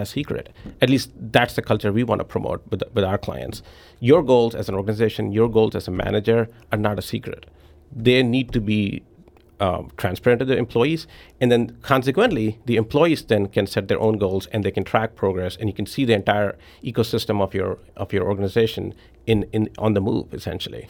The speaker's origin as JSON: {"language": "English", "town": "New Delhi", "region": "Delhi", "country": "India", "tie": "born or raised there", "also_born_or_lived": "Memphis", "moved": "as an adult", "lives_now": "Saint Louis, United States", "said": "I was born and raised in New Delhi"}